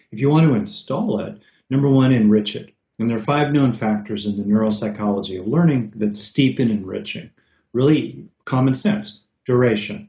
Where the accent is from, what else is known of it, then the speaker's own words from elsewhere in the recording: California, United States; I'm from California